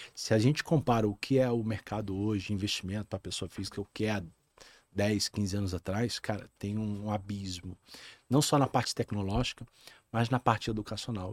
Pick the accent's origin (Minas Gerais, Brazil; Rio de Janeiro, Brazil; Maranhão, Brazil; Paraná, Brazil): Rio de Janeiro, Brazil; moved away as an adult; now in Rio Grande do Sul, Brazil; eu sou carioca, nascido no, na cidade do Rio de Janeiro